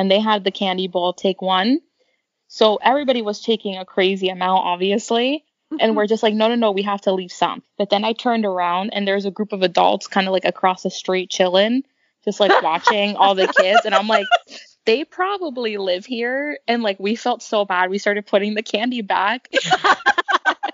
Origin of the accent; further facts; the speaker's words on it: Florida, United States; we're from Florida